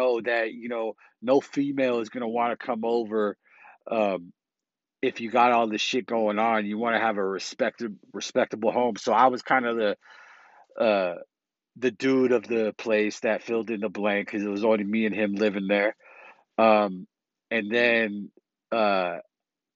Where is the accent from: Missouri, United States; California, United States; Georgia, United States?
California, United States; South San Francisco; also born or lived in Millbrae, California; I grew up in South San Francisco, California. And then I moved in eighth grade while I was going to Alta Loma Middle School in South City. I moved to Millbrae